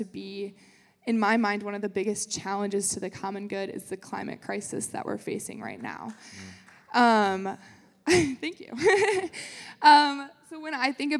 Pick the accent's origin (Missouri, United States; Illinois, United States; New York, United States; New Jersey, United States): Illinois, United States; Wheaton; moved away as an adult; now in South Bend, United States; I'm from Wheaton, Illinois, which is a suburb of Chicago. Some of you may have heard of it because of Wheaton College. So that's where I grew up my whole life